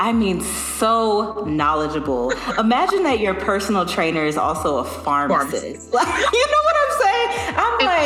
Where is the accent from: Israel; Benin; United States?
United States; Louisiana; We're both from Louisiana